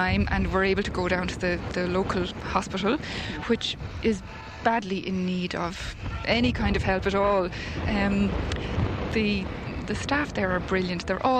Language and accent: English; Dublin, County Dublin, Ireland; now in Naas, Ireland; I'm from Dublin, living in Naas.